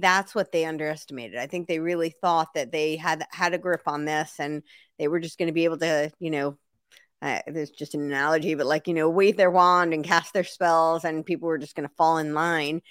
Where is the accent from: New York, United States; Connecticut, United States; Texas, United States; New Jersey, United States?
New York, United States; moved away as an adult; also born or lived in Santa Monica, Los Angeles / the South; I lived in New York City for a long time, and I grew up right outside New York City